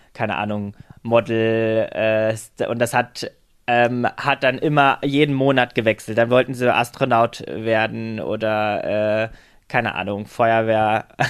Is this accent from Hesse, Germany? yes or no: no; Halle, Saxony-Anhalt, Germany; now in Berlin, Germany; Also ich komme aus Halle an der Saale ursprünglich